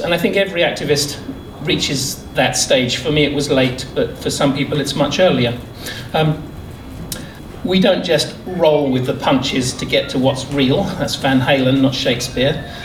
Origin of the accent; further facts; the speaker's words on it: England, United Kingdom; I'm the Englishman